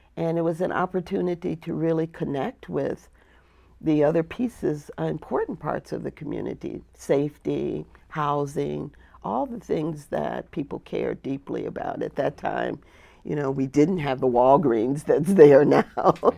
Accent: Flint, Michigan, United States; moved away; also born or lived in the South (US); I grew up in a place called Flint, Michigan.

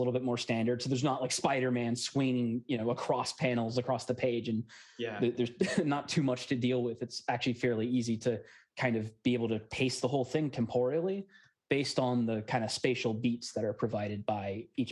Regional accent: Alexandria, Virginia, United States; I'm from Alexandria, Virginia

